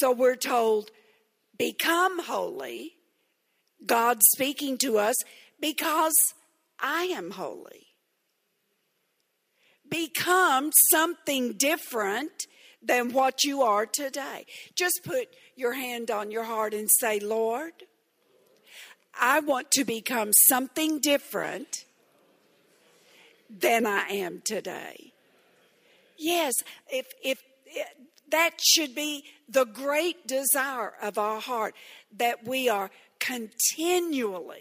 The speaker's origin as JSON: {"language": "English", "town": "Texarkana", "region": "Texas", "country": "United States", "tie": "born or raised there", "said": "I grew up very innocently in Texarkana, Texas."}